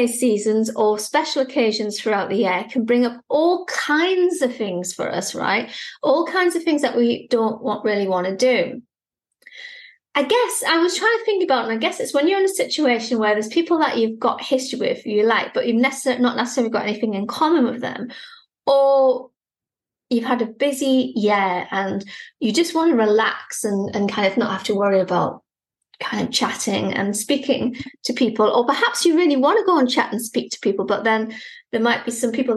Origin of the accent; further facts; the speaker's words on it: United Kingdom; Being British